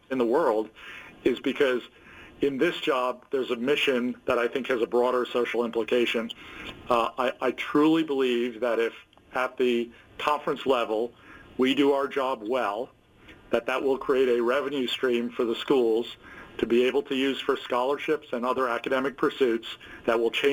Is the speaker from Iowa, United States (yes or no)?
no; New York City, New York, United States; I grew up in the Bronx